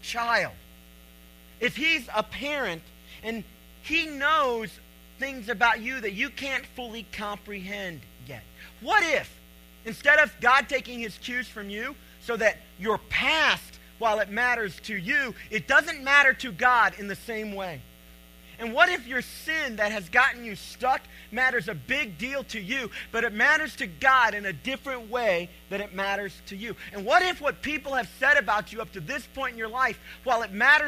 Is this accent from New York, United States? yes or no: no; Cleveland, Tennessee, United States; I'm from Cleveland, Tennessee